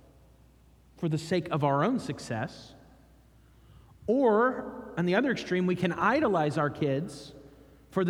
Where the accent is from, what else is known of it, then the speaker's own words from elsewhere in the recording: United States; I'm from America